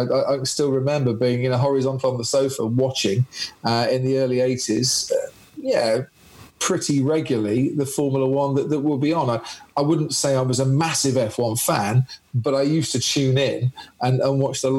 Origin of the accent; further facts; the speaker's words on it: Stevenage, East of England, United Kingdom; born there; I was born in Stevenage.